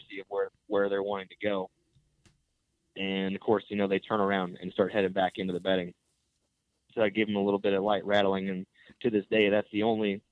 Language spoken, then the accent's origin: English; Northeast Missouri, United States; I'm from Northeast Missouri